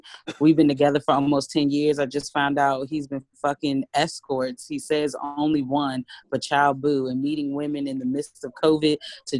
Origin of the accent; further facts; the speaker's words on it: Canada; I was raised in Canada, and I absolutely love it.